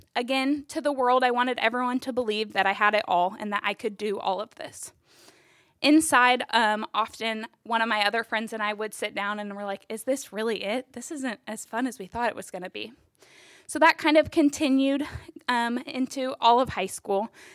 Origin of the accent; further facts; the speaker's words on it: Topeka, Kansas, United States; I was born and raised in Topeka.